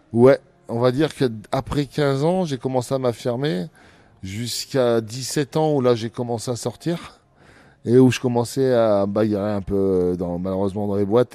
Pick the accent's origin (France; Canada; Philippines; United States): France; Abbeville, Hauts-de-France; Abbeville, c'est, ça restera dans mon cœur, c'est ma ville natale